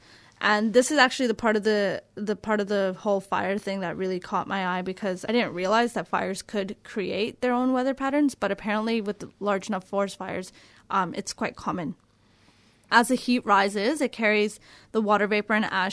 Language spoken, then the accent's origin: English; Canada; now in Australia; I'm a Canadian